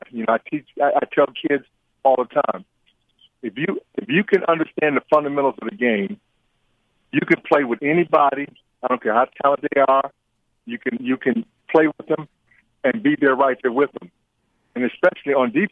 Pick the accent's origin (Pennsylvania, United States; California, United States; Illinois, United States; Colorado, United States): California, United States; San Diego; moved away as an adult; now in Indiana, United States; I, I was raised in San Diego, California, and a city boy